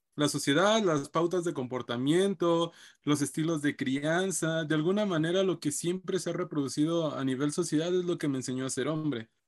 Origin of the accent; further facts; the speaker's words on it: Mexico; nos encontramos como sociedad mexicana